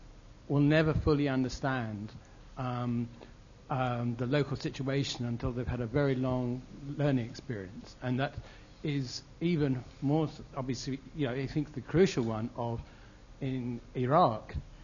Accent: United Kingdom; I'm British

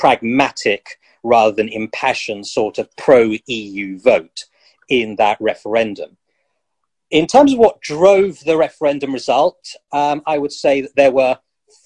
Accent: United Kingdom; People who are ethnic minorities but born in this country, like me

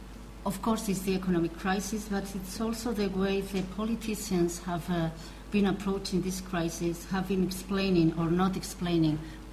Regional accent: Spain

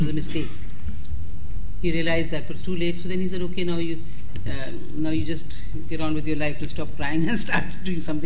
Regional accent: India; because I'm Indian

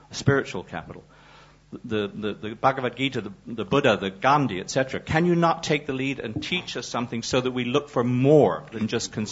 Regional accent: United States

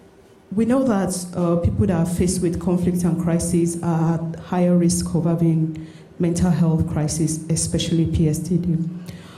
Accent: Nigeria; moved away as an adult; now in London, United Kingdom; I'm from Nigeria.

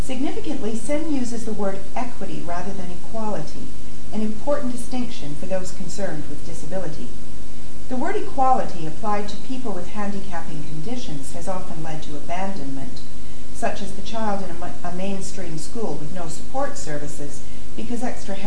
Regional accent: Canada; moved away as an adult; now in London, United Kingdom; I'm a Canadian middle-class person with middle-class entitlements

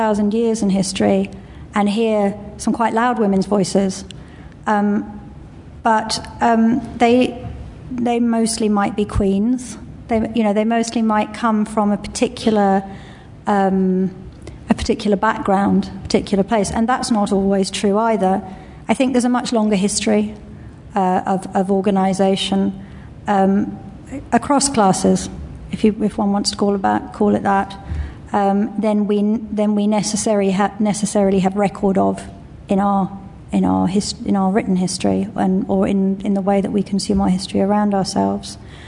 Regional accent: South Africa; I come from South Africa

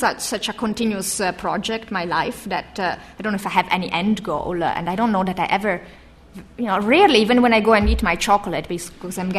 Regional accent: Italy; moved away

